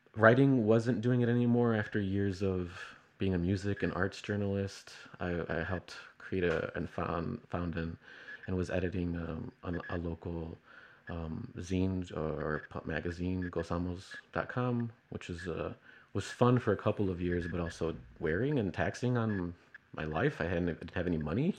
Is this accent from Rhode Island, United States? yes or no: no; Chicago, Illinois, United States; I'm, uh, from Chicago.